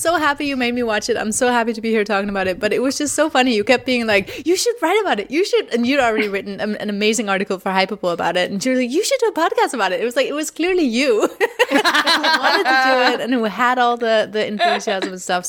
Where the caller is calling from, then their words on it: Denmark; I'm recording from Denmark.